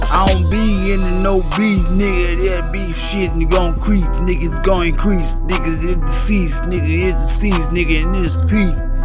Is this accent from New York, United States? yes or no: no; Tennessee, United States; I come from Tennessee.